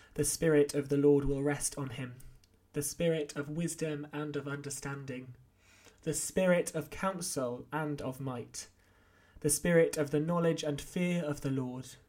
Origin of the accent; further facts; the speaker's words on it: North Wales, United Kingdom; also born or lived in Oxford; now in Winchester, United Kingdom; I grew up in North Wales, despite being born in Oxford and my family coming from neither Wales or the North.